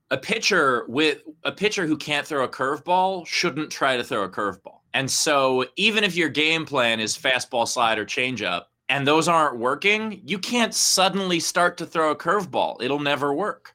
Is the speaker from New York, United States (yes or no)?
yes; New York City, New York, United States; also born or lived in Forest Hills / Rego Park / Long Island City / Bellerose; So born and raised in uh, well, I guess not born, but raised in uh, Briarwood